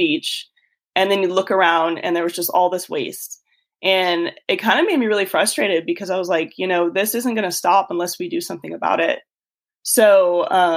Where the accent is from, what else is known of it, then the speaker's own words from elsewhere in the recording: Tucson, Arizona, United States; moved away as an adult; also born or lived in Austin, Texas; I grew up in Tucson, Arizona, and I went to school out there